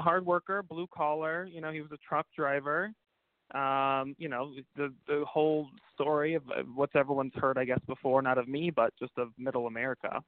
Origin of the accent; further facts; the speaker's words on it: Pacifica, California, United States; I grew up in a beautiful small town south of San Francisco um, called Pacifica